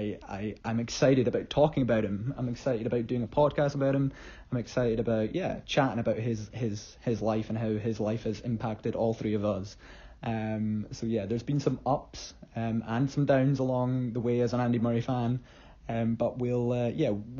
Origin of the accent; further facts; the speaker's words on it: Scotland, United Kingdom; I am also from Scotland